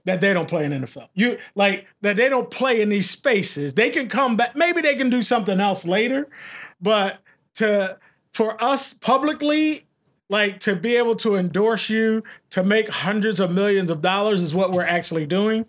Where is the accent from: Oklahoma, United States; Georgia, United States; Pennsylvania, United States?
Pennsylvania, United States; Philadelphia; now in Portland, United States; I'm from Philly